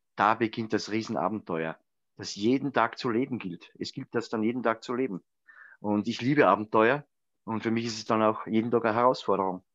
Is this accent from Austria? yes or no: yes; Grundlsee, Styria, Austria; am Grundlsee, meiner Heimatgemeinde